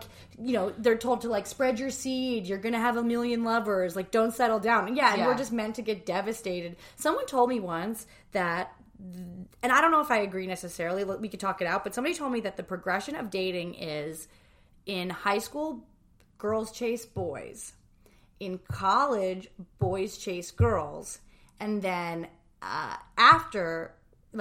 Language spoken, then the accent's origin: English; New Jersey, United States; we're both from New Jersey